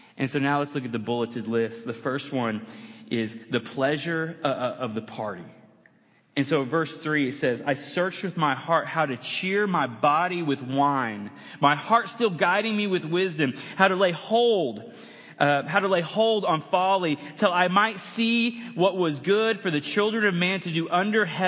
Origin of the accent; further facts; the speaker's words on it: United States; I'm American